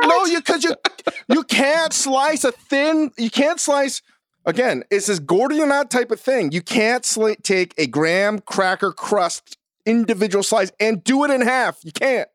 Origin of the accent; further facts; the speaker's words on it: Virginia, United States; I'm a boy from Virginia.